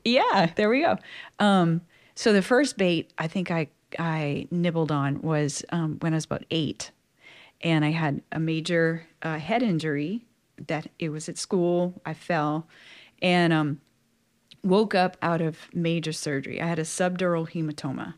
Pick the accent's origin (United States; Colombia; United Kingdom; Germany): United States; South Louisiana; was born and raised in South Louisiana